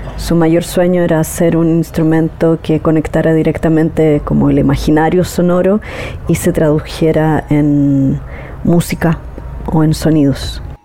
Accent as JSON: {"language": "Spanish", "country": "Chile", "said": "Soy exploradora sonora y terminista de Chile"}